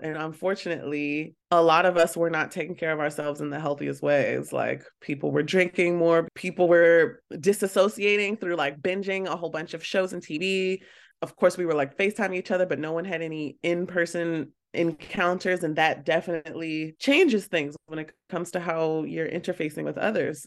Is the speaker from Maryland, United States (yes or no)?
yes; Baltimore, Maryland, United States; I'm from Baltimore, so it's a small town in a way, and a lot of us know each other